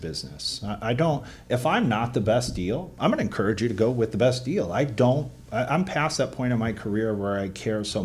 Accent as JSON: {"language": "English", "town": "Akron", "region": "Ohio", "country": "United States", "moved": "yes", "said": "I'm from Akron, Ohio initially and moved here"}